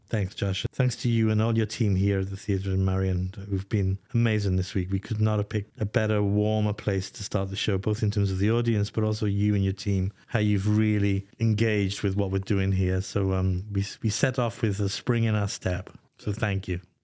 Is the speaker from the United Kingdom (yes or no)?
yes; Welsh, Wales, United Kingdom; moved away; I'm Welsh